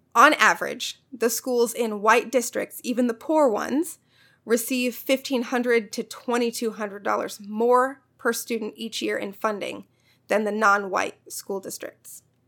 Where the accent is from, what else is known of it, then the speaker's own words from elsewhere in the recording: Missouri, United States; My home state, Missouri